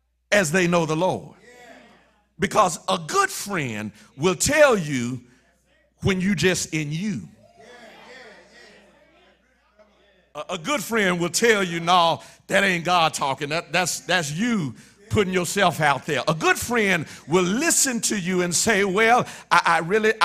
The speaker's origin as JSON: {"language": "English", "region": "Mississippi", "country": "United States", "also_born_or_lived": "Illinois", "moved": "as an adult", "said": "I'm from Mississippi now, I'm in Illinois"}